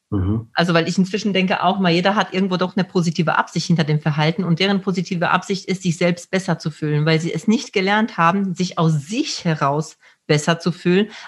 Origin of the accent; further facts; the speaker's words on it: Poland; ich komme aus Polen und da gibt es ja immer diese Witze mit dem, mit dem Diebstahl.